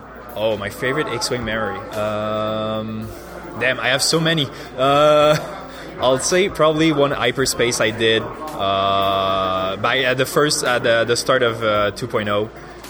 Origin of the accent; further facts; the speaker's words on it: Montreal, Quebec, Canada; I'm from Montreal.